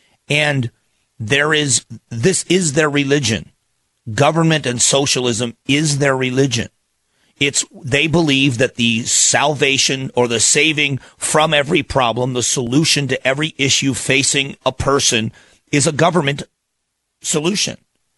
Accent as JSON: {"language": "English", "town": "Phoenix", "region": "Arizona", "country": "United States", "said": "I'm from Phoenix, live in Phoenix, Arizona, and I always appreciate being in on Glenn's show."}